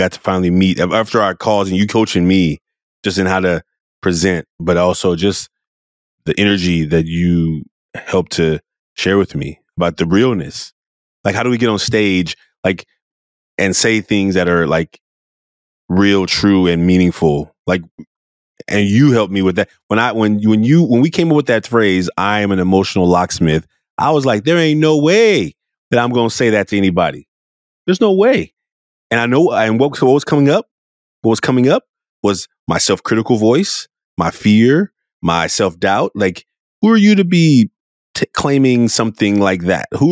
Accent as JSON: {"language": "English", "town": "Oakland", "region": "California", "country": "United States", "tie": "born or raised there", "said": "I was a very emotional little boy growing up in Oakland, California"}